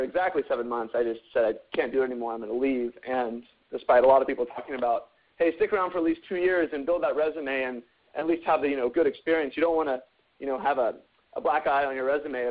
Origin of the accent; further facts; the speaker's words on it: near San Francisco, California, United States; also born or lived in Santa Barbara, California / Spain; I grew up in just near San Francisco